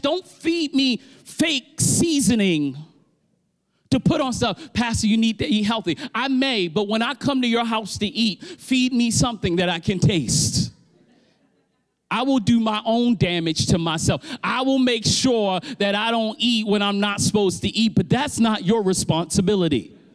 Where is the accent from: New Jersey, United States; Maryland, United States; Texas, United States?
Maryland, United States; Baltimore; I'm from Baltimore